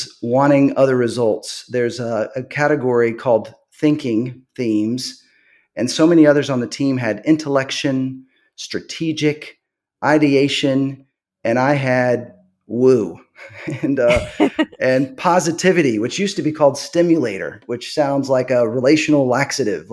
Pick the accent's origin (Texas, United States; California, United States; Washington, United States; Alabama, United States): Texas, United States; grew up in Texas, as I mentioned, with parents who were super faithful